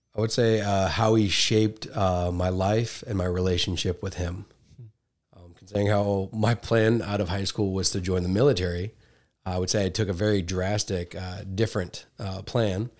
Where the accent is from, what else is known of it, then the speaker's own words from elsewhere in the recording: Iowa Falls, Iowa, United States; I'm from Iowa